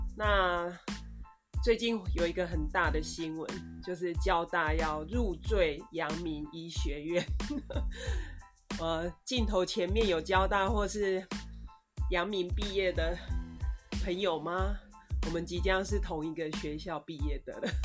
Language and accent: Chinese; Taiwan